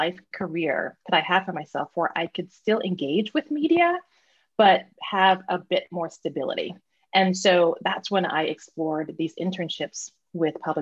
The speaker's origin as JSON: {"language": "English", "town": "Springfield", "region": "Missouri", "country": "United States", "tie": "born or raised there", "also_born_or_lived": "Columbia, Missouri", "said": "I grew up in Springfield, Missouri."}